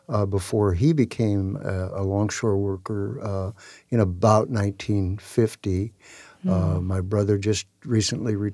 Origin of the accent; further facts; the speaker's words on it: Tacoma, Washington, United States; I'm born and raised in Tacoma, in South